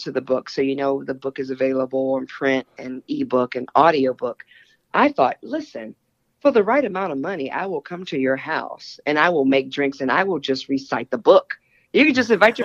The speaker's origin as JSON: {"language": "English", "region": "Texas", "country": "United States", "moved": "yes", "lives_now": "New York City, United States", "said": "I'm originally from Texas"}